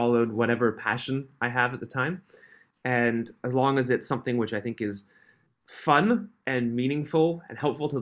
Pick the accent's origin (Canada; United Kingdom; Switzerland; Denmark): Switzerland; I was born and grew up in Switzerland, on a halfway up a mountain in the middle of nowhere.